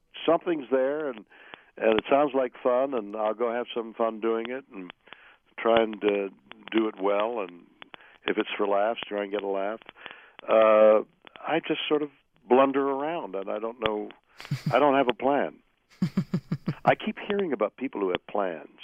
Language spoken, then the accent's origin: English; Montreal, Quebec, Canada; moved away as an adult; now in United States; I'm Canadian, and I'd been acting all my life in amateur theater in Montreal from a very young age on